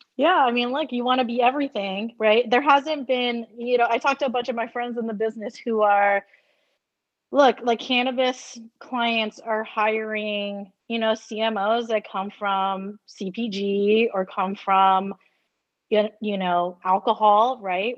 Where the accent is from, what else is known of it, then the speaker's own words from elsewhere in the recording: United States; I'm Asian American.